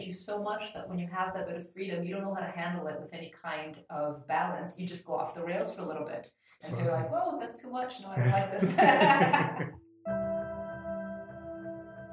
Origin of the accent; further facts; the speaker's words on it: Ireland; Being Irish